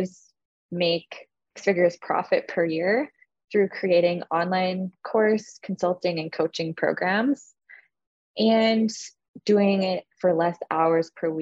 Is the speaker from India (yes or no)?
no; Canada; I'm Canadian